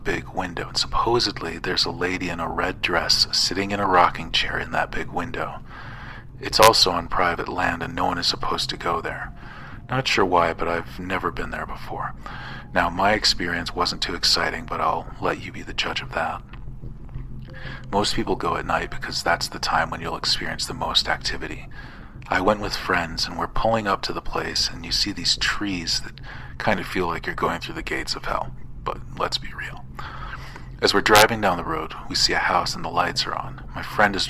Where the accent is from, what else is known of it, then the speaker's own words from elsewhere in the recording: Missouri, United States; I'm from Missouri